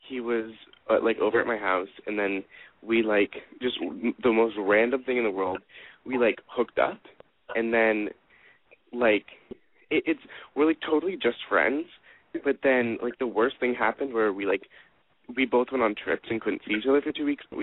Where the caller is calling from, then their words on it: Los Angeles, California, United States; I'm 17 from LA.